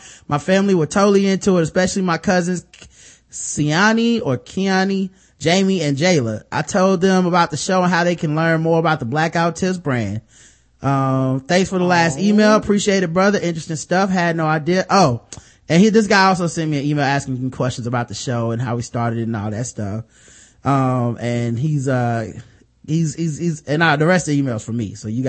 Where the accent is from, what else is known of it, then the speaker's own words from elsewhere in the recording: Jamaica; As a Jamaican, I think I know a little bit about the history of the Caribbean.